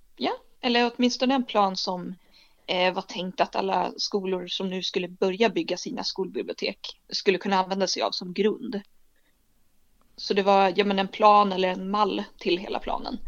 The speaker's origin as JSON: {"language": "Swedish", "town": "Umeå", "region": "Västerbotten County", "country": "Sweden", "tie": "born or raised there", "also_born_or_lived": "Lapland / Dorotea / Skåne", "moved": "as an adult", "lives_now": "Lund, Sweden", "said": "Jag är född i en pytteliten by mittemellan Dorotea och Borgafjäll, så mitt ute ingenstans. Och sen har jag bott nästan hela livet i Umeå"}